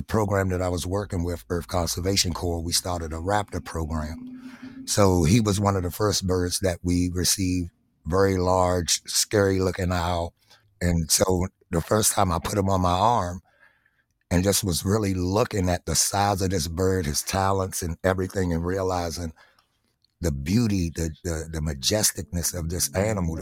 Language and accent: English; Washington, District of Columbia, United States; growing up in Southeast D.C.